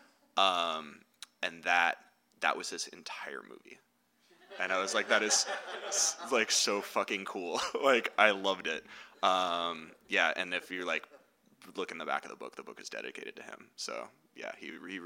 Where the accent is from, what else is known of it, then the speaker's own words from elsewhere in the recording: the Bay Area, California, United States; moved away; also born or lived in San Francisco; I grew up in the Bay and I lived in SF for like 10 years